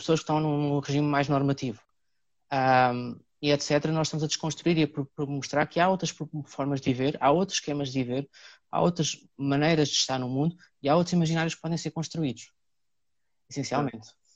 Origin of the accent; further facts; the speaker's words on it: Cartaxo, Santarém District, Portugal; moved away as an adult; now in Lisbon, Portugal; sou natural do Cartaxo, vim para Lisboa na altura aos 18 anos para estudar, cá fiquei